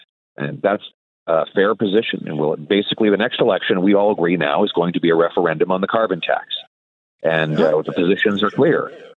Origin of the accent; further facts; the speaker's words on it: Calgary, Alberta, Canada; I'm a born and bred prairie boy. I grew up in Calgary. My folks are from Saskatchewan.